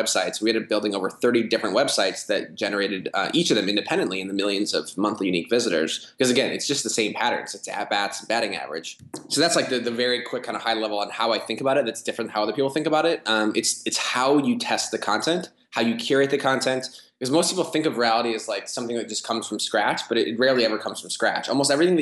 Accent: Midwest, United States; now in Chicago, United States; I'm from the Midwest

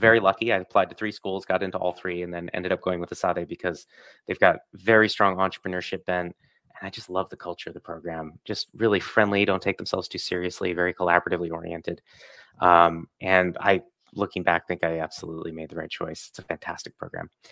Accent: Ithaca, New York, United States; moved away; in my hometown. So, I'm, I'm originally from upstate New York, uh, same city as Cornell University

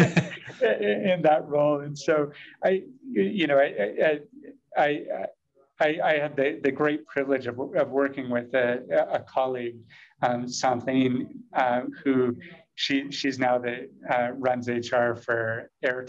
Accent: United States; as an American

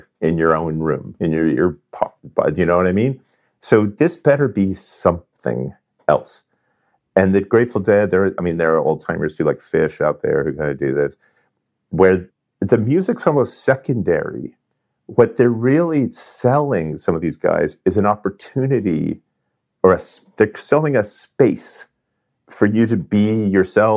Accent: Southern California, United States; I grew up in California, Southern California in the 70s

